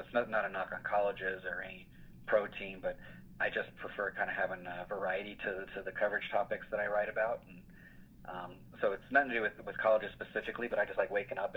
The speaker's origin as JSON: {"language": "English", "town": "Albuquerque", "region": "New Mexico", "country": "United States", "tie": "born or raised there", "moved": "yes", "said": "I grew up in Albuquerque, went to college in New Mexico"}